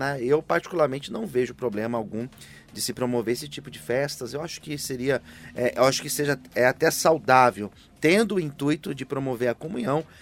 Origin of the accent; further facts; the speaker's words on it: São Paulo, Brazil; eu, sou mais simples, ah